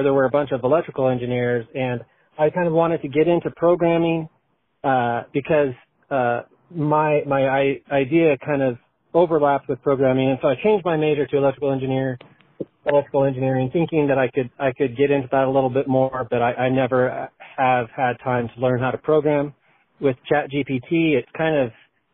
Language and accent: English; Idaho, United States; also born or lived in Chicago, Illinois; now in Colorado, United States; I'm from Idaho, and I have lived in Chicago for about 10 years and now Colorado for about 10 years.